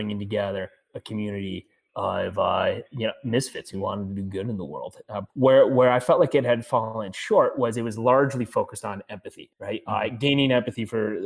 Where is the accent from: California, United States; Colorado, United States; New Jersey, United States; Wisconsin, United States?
Colorado, United States; I'm coming from Colorado